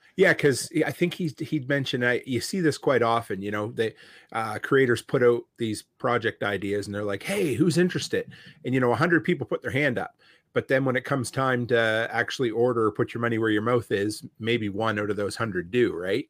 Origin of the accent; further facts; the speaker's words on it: Nova Scotia, Canada; moved away; I grew up in Nova Scotia, and it's, uh, there is a very thick accent